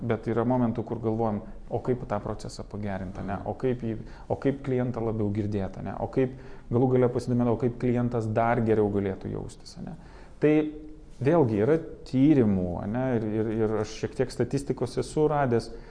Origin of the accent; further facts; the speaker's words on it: Lithuania